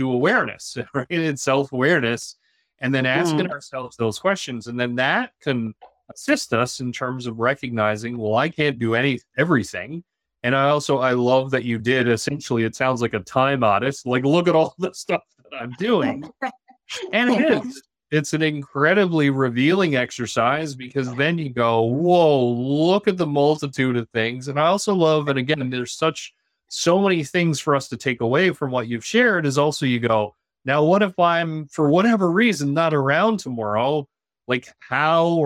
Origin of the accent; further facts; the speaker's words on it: Newfoundland and Labrador, Canada; moved away; being from Newfoundland originally